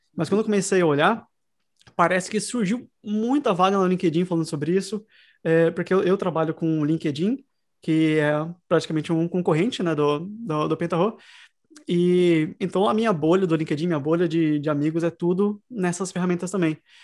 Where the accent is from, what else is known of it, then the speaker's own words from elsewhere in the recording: Sorocaba, São Paulo, Brazil; now in Dublin, Ireland; Eu sou de Sorocaba, no Brasil